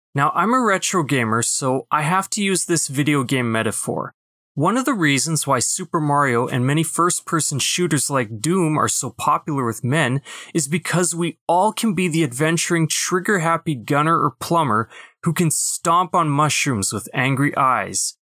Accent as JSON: {"language": "English", "town": "Winnipeg", "region": "Manitoba", "country": "Canada", "tie": "born or raised there", "also_born_or_lived": "Brandon", "said": "my hometown in Winnipeg"}